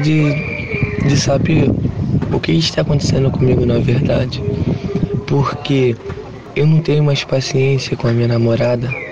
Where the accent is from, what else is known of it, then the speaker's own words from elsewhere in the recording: São João de Meriti, Rio de Janeiro, Brazil; Eu sou de São João de Meriti, da Baixada Fluminense